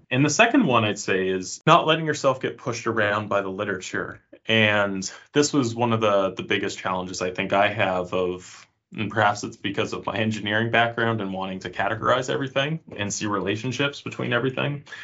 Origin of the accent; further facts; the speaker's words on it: Canada; moved away as an adult; now in Finland; I'm from Canada uh, originally, though now I live in Finland